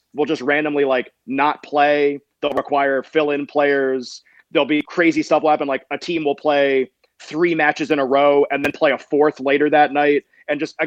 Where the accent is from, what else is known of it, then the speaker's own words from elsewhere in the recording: Massachusetts, United States; I grew up in Massachusetts, went to school in Massachusetts until college.